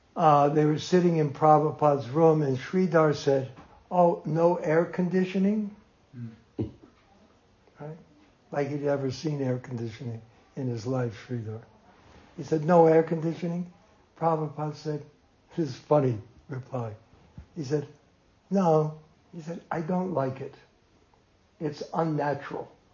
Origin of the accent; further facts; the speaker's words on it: Jersey City, New Jersey, United States; moved away; also born or lived in New York; I was born in Jersey City in the same hospital